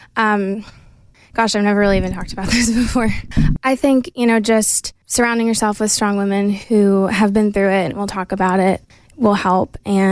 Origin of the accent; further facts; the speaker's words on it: Maine, United States; moved away as an adult; now in Nashville, United States; little girl growing up in Maine